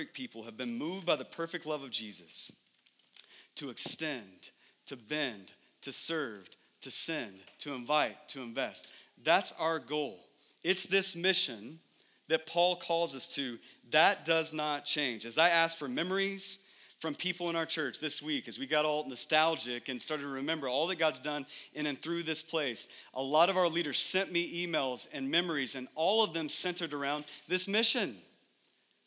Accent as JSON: {"language": "English", "region": "Texas", "country": "United States", "moved": "as an adult", "lives_now": "Phoenix, United States", "said": "my family and I, we're from Texas"}